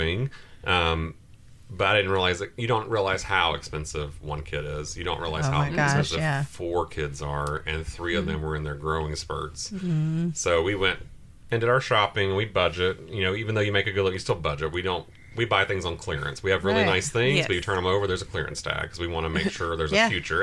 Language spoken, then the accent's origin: English; Gatlinburg, Tennessee, United States; I grew up in Gatlinburg.